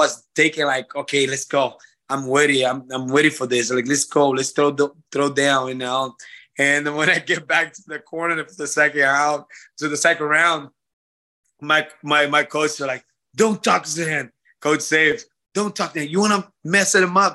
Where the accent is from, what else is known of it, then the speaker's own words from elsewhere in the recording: Brazil; from my hometown, from home country